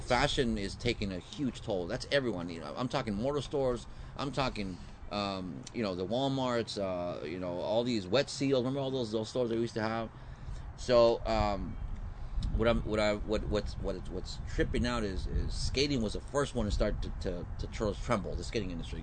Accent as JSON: {"language": "English", "town": "San Diego", "region": "California", "country": "United States", "tie": "born or raised there", "said": "I grew up here. I'm from San Diego"}